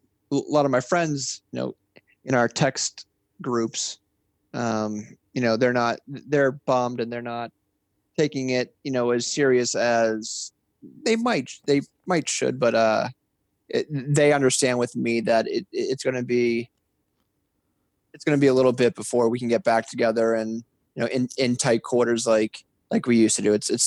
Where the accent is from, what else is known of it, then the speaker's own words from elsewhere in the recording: Massachusetts, United States; Absolutely. You know, growing up, I was, you know, normal neighborhood, riding bikes, wiffle ball in the summer and spring, street hockey year round, skating on the ponds.